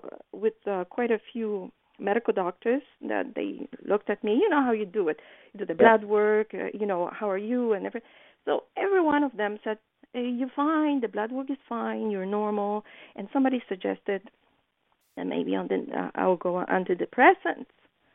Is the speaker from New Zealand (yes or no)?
no; Poland; You know, I think that what helped me is my being very naive when I was coming from Poland.